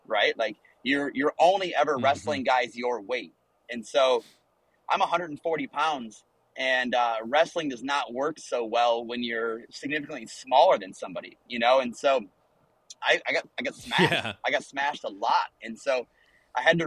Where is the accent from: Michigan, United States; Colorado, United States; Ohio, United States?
Ohio, United States; moved away; And so I'm from Ohio